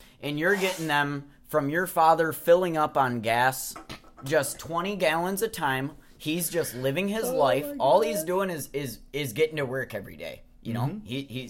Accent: the Scylla, Wisconsin, United States; the Scylla raised me. And, Milwaukee is my second home. It's 20 minutes north.

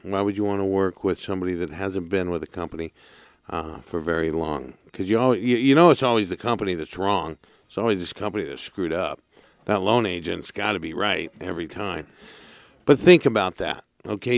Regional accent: Santa Barbara, California, United States; Being born and raised in Santa Barbara

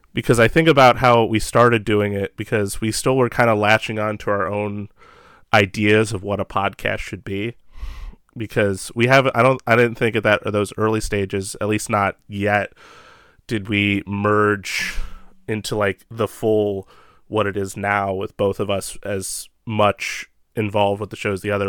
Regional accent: Ohio, United States; I'm from Ohio and Midwest area

